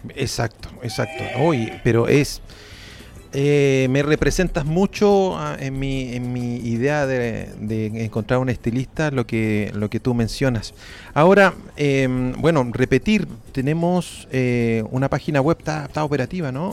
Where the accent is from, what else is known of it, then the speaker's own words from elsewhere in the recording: Chile; Somos fome los chilenos